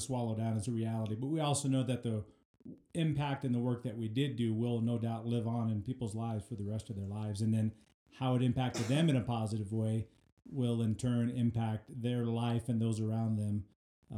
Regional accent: Colorado Springs, Colorado, United States; moved away as an adult; now in Brush, United States; We're from Colorado Springs

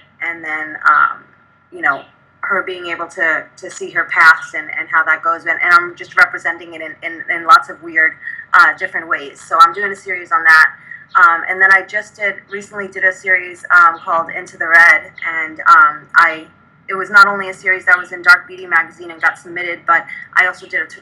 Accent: New York City, New York, United States; moved away as an adult; now in Arizona, United States; We grew up in New York. And we were great friends throughout high school

